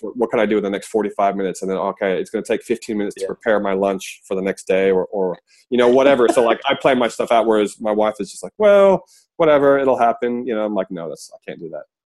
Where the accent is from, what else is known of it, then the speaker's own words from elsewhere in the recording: United States; now in Australia; me being American, but I live in Australia now